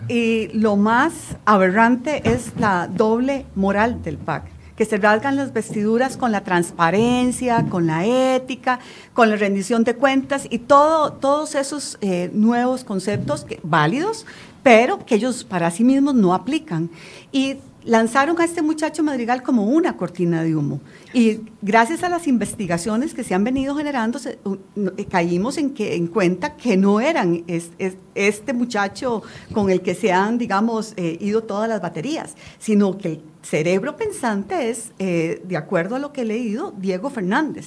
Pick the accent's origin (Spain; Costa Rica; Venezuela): Costa Rica; yo como costarricense y como diputada